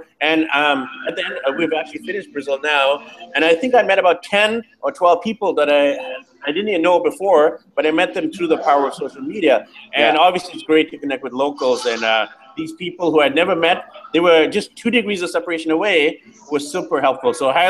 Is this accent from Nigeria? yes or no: no; Burnaby, British Columbia, Canada; I'm actually from, like, Burnaby.